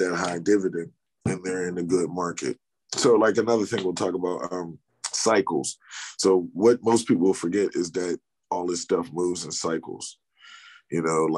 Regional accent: United States; Because we're American

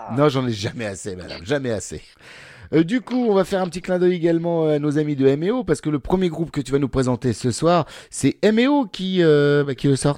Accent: Normandy, France; je viens de Normandie

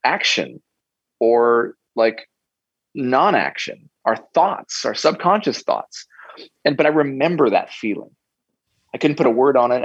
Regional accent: United States; growing up in America

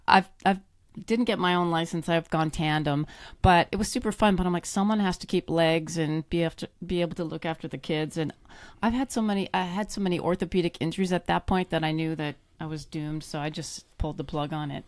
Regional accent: Canada; moved away; I grew up in Canada, um, born and raised in the cold climates

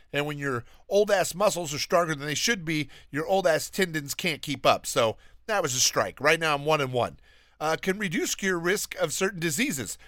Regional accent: Alabama, United States; I'm from Alabama. I'm very proud to be from Alabama. That is where I am from. That's where I was born.

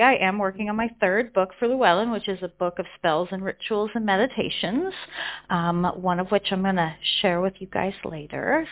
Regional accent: Colorado, United States; also born or lived in California; now in London, United Kingdom; I was born in California, grew up in Colorado. Um, now I live in London in the UK

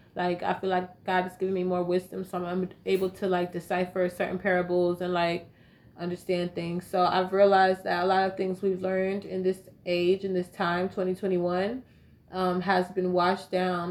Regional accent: Raleigh, North Carolina, United States; I grew up in Raleigh

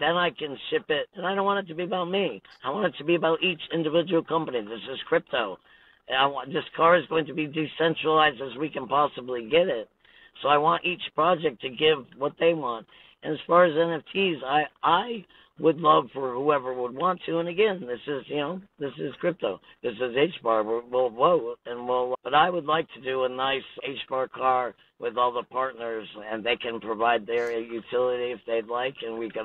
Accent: Connecticut, United States; now in Washington, United States; I'm from Connecticut and it rains there

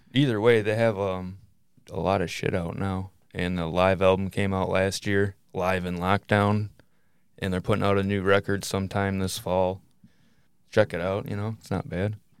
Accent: Michigan, United States; we're from Michigan

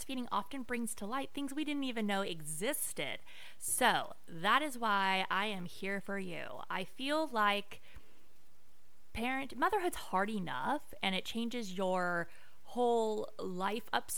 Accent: Las Vegas, Nevada, United States; moved away; also born or lived in Orange County, California; I am from Las Vegas, Nevada. Can I give it for my Vegas peeps? Growing up in Vegas is weird, y'all. It's like we kind of have our own weird accent out there

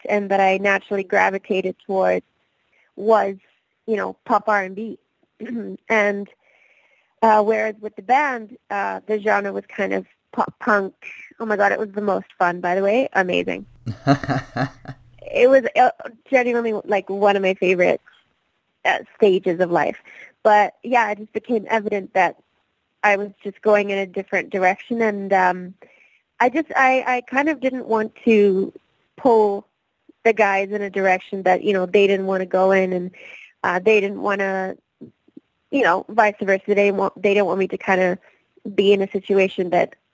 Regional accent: West Coast, British Columbia, Canada; now in Toronto, Canada; I'm actually from the West Coast

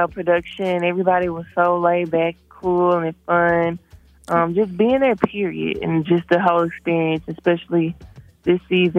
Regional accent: Memphis, Tennessee, United States; moved away as an adult; also born or lived in Los Angeles; I'm originally from Memphis, Tennessee.

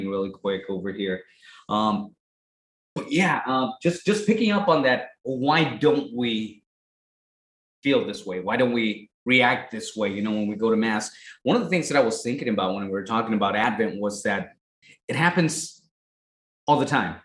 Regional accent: Tijuana, Baja California, Mexico; moved away; as I was raised, not in this country, you know, I was raised in Tijuana, Mexico

